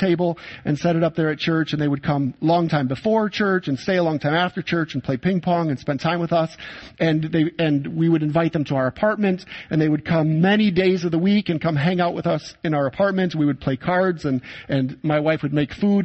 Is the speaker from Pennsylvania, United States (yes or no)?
no; Saginaw, Michigan, United States; moved away as an adult; now in Poland; my hometown of Saginaw, Michigan